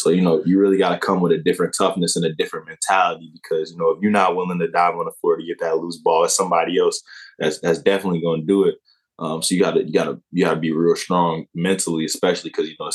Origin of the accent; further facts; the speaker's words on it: Aurora, Illinois, United States; I'm from Aurora, Illinois. So it's a west suburb of Chicago.